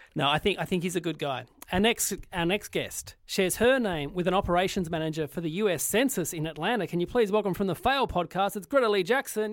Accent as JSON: {"language": "English", "country": "Australia", "said": "as an Australian entertainer"}